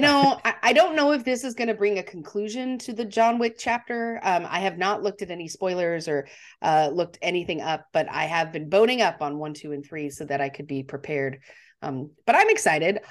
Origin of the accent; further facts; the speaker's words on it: Montana, United States; I'm from Montana